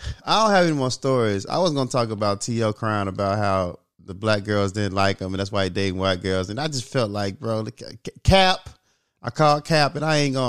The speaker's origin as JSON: {"language": "English", "town": "Little Rock", "region": "Arkansas", "country": "United States", "said": "I'm from Little Rock."}